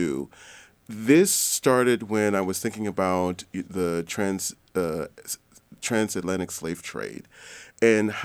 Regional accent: Haines City, Florida, United States; also born or lived in Michigan; now in Spokane, United States; I'm originally from Haines City, Florida

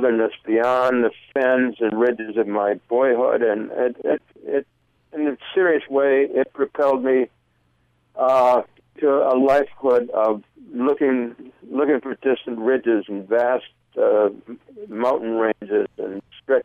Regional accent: Michigan, United States; moved away; I grew up in Michigan

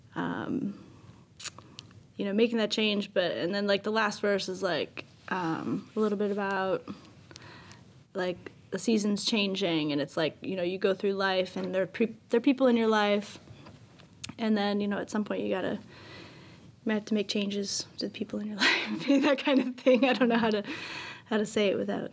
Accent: Chicago, Illinois, United States; we're from Chicago

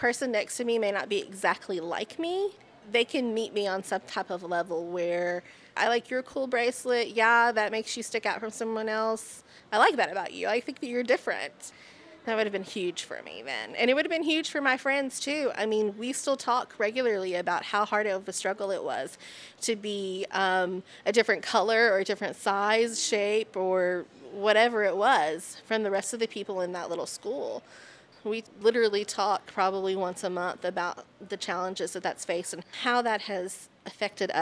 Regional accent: North Texas, United States; moved away; growing up in small towns. I'm from North Texas, so small towns are the same no matter where they are

